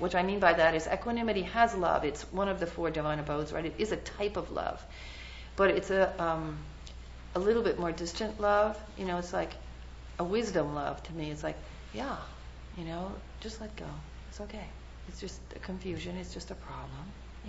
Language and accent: English; New York, United States; Hey, I'm just from New York, you know? And even though I've lost my accent, you know, I'm proud of it, you know, and I don't have an issue.